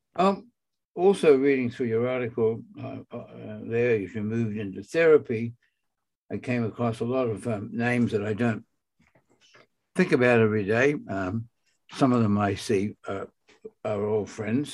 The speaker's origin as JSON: {"language": "English", "country": "Australia", "said": "I'm from Australia"}